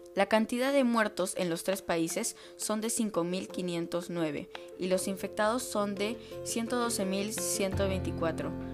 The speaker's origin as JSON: {"language": "Spanish", "country": "Peru", "said": "como peruanos tenemos el deber de honrar a nuestro país"}